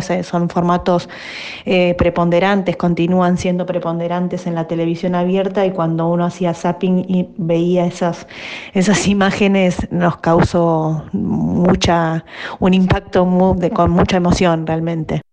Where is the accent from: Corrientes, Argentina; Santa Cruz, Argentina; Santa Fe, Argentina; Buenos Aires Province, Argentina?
Buenos Aires Province, Argentina; Aldo Bonzi; also born or lived in Bernal; yo en realidad nací en Bernal, en Bernal Oeste. Viví, cuando nací, viví un tiempo con, mis abuelos maternos, que eran dos gallegos que, vivían en Bernal. Eh, y luego de ahí nos, mudamos a Aldo Bonzi